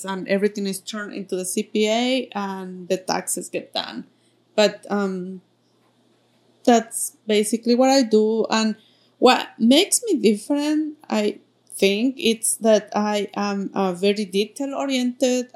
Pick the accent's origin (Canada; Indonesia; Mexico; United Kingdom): Mexico; Mexico City; English is a second language; moved away as an adult; now in United States; I am coming from Mexico City. That's where I was born, and I came here